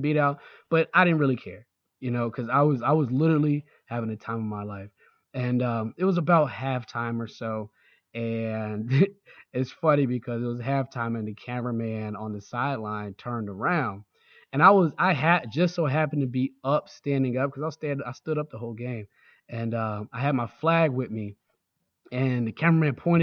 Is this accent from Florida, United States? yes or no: yes; Jacksonville, Florida, United States; now in Baltimore, United States; I grew up in Jacksonville, Florida.